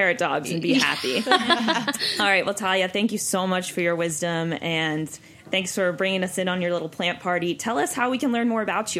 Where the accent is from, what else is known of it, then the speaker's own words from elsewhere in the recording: Pittsburgh, Pennsylvania, United States; I'm from Pittsburgh.